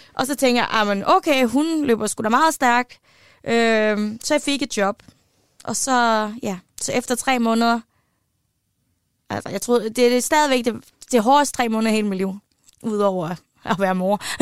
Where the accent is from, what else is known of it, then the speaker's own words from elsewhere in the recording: West Jutland, Central Denmark Region, Denmark; så er jeg vokset op i Vestjylland